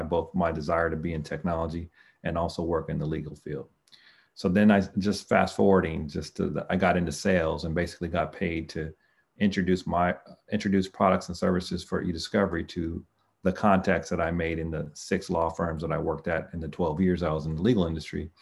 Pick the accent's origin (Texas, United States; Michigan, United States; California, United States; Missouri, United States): California, United States; El Cerrito; So I grew up in the East Side